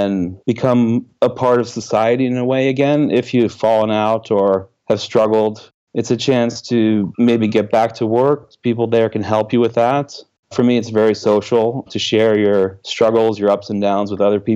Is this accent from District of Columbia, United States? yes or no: yes; Washington, District of Columbia, United States; moved away as an adult; now in Oslo, Norway; I grew up in the Washington, D.C. area